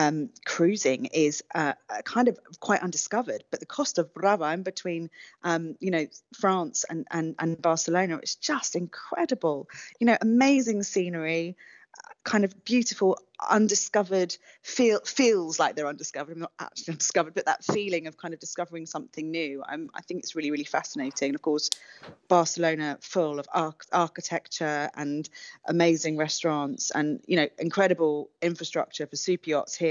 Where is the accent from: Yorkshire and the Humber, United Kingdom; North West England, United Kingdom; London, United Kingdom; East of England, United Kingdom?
London, United Kingdom; now in Mallorca, Spain; I'm from London